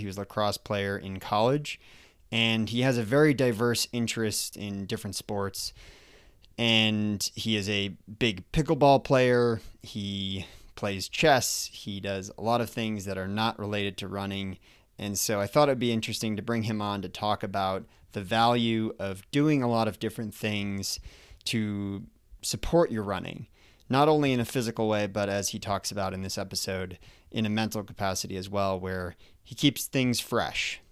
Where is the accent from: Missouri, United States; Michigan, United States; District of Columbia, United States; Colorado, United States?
Colorado, United States; my home state here of Colorado